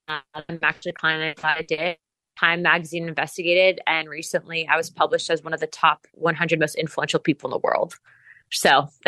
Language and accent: English; United States; I'm a conservative first and foremost, and I'm an American.